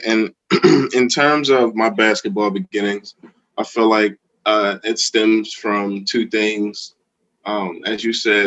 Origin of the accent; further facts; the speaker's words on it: Philadelphia, Pennsylvania, United States; growing up in Philadelphia, you're going to see a lot of people playing ball